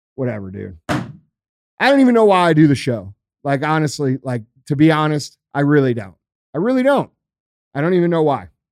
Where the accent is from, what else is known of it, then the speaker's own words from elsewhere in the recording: Missouri, United States; I'm from Missouri.